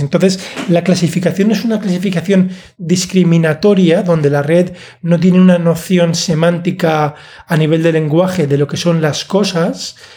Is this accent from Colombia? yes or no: no; Alicante, Valencian Community, Spain; yo soy de Alicante